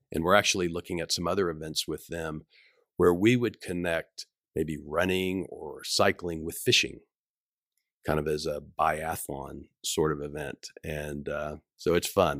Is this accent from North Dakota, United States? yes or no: no; Rogers, Arkansas, United States; also born or lived in South Africa; I grew up in Rogers